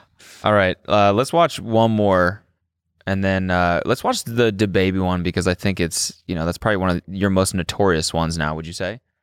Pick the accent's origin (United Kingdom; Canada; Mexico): Canada; I grew up in Canada